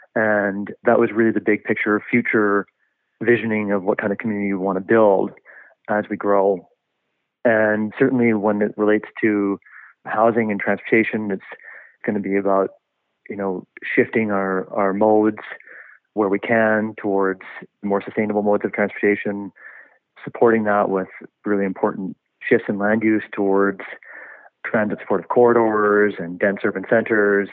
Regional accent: Kelowna, British Columbia, Canada; moved away as an adult; also born or lived in Vancouver; born and raised in Kelowna, but certainly have lived in Vancouver and other provinces as well, and enjoying being back in the city

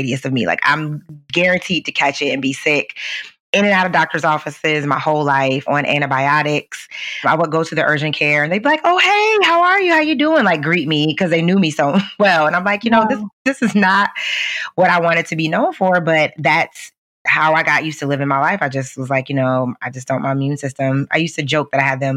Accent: Midwest, United States; I grew up in the Midwest

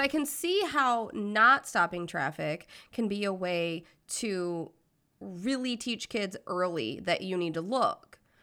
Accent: United States; I'm American

